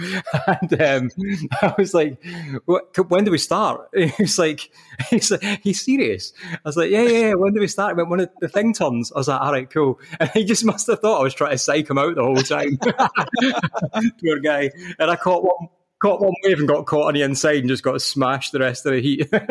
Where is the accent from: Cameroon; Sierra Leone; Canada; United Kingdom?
United Kingdom; Kilmarnock, Scotland; moved away as an adult; now in Kirkcaldy, United Kingdom; I'm from Kilmarnock, like the, the choices are knife crime and Buckfast